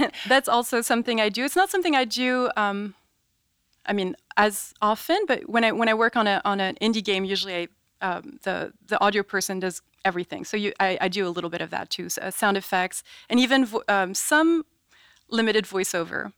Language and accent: English; France; also born or lived in New York; now in United States; growing up in France